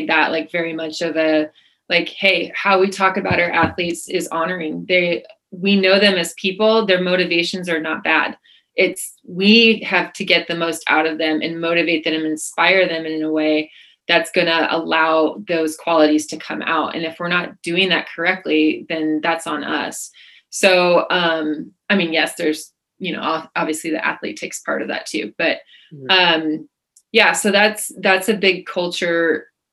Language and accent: English; California, United States; moved away as an adult; I'm the Californian